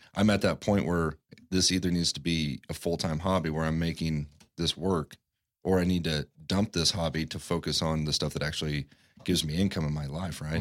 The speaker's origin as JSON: {"language": "English", "region": "Midwest", "country": "United States", "tie": "born or raised there", "moved": "yes", "said": "where I grew up in the Midwest"}